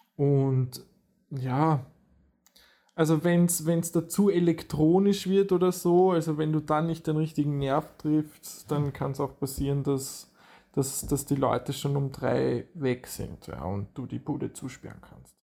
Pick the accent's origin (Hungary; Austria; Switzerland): Austria; Vienna; bei uns in Wien